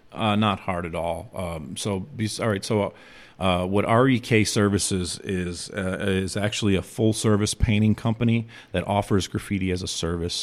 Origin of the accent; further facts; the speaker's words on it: Chicago, Illinois, United States; I'm from Chicago